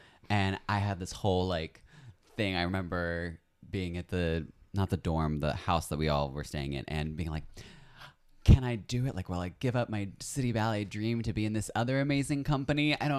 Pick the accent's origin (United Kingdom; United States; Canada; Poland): United States; Lexington, Kentucky; moved away; I'm from Lexington.